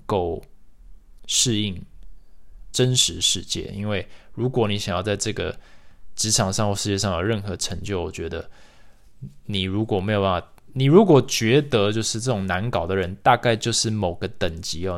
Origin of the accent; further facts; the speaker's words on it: Taiwan; moved away; also born or lived in United States; 身为台湾人，在美国连， 我连台湾学生协会都没加入